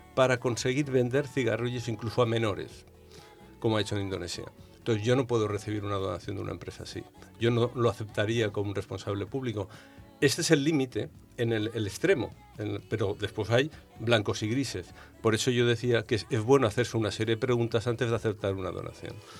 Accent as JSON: {"language": "Spanish", "region": "Balearic Islands", "country": "Spain", "said": "De mi tierra, de Baleares"}